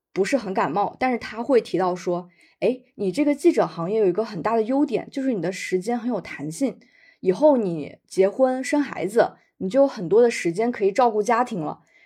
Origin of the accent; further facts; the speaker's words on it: Jiangxi, China; 我来自江西，出生于一九九四年